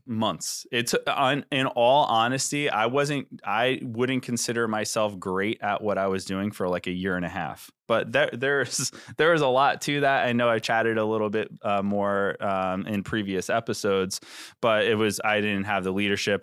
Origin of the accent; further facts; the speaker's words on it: New York, United States; moved away as an adult; now in New Jersey, United States; when I moved from New York to New Jersey like seven years ago